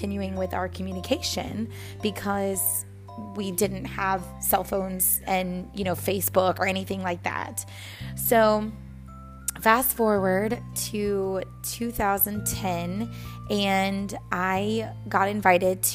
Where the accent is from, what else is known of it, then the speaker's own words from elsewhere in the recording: Texas, United States; also born or lived in New Orleans, Louisiana; I moved from New Orleans, Louisiana to Texas